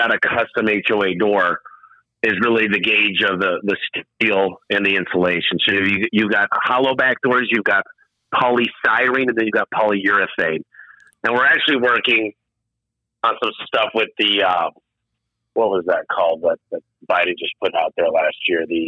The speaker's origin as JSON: {"language": "English", "region": "Michigan", "country": "United States", "also_born_or_lived": "Phoenix / Tucson", "moved": "yes", "said": "I'm from Michigan"}